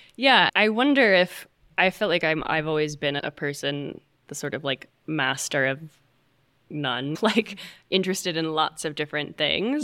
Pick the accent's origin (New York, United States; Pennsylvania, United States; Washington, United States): New York, United States; moved away as an adult; also born or lived in Los Angeles; I'm from New York